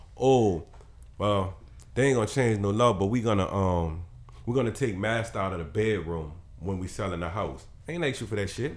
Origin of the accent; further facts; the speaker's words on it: New Orleans, Louisiana, United States; I came from New Orleans East